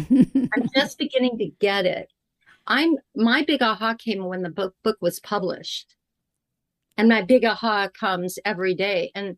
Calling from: California, United States; I am in Southern California right now with Grandmother Ocean, not that far from me.

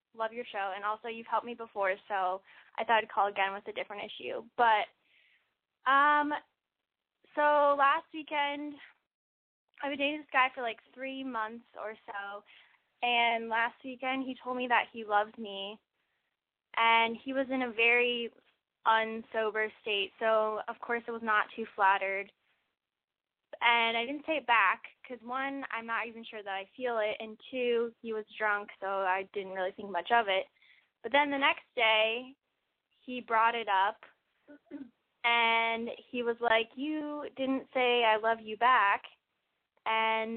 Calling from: Iowa, United States; I'm 20 years old, and I'm calling from Iowa.

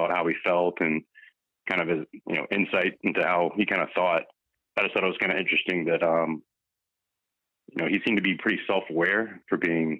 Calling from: Minnesota, United States

